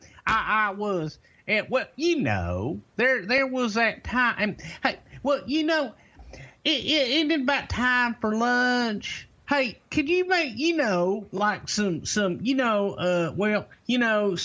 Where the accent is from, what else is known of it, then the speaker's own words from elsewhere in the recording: Texas, United States; I'm a Southerner. I'm from Texas